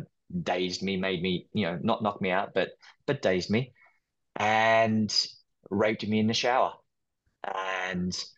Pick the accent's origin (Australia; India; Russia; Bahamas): Australia; Queanbeyan, New South Wales; moved away as an adult; now in New York, United States; I'm Australian. I grew up in Australia. I now live in New York. I've been here for the past 15 years, but I grew up in a small town called Queanbeyan, and Queanbeyan is just outside of Canberra.